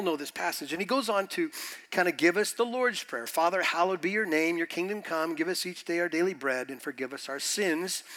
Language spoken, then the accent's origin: English; United States; being American